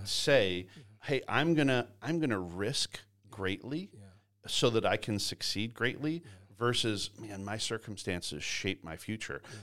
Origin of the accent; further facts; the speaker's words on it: Canada; now in Georgia, United States; I grew up in Canada. Uh, grew up working on farms